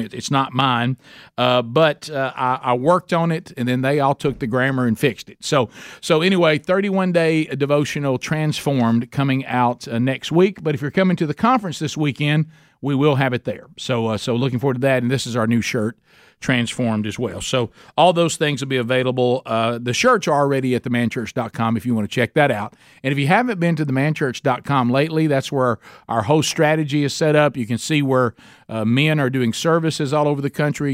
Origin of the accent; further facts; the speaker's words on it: Oxford, Alabama, United States; in Oxford, Alabama, my hometown